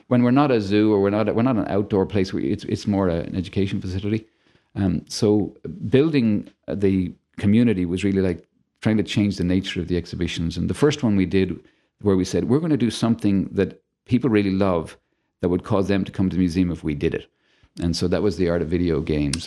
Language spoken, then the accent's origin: English; Dublin, Leinster, Ireland; moved away as an adult; also born or lived in Australia / New Hampshire; now in Toledo, United States; I was brought up in Dublin, Ireland.